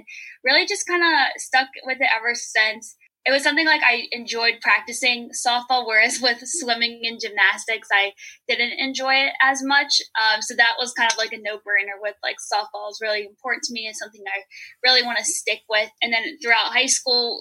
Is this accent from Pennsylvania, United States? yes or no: yes; Pittsburgh, Pennsylvania, United States; moved away; also born or lived in Cleveland, Ohio; I'm originally from the Pittsburgh area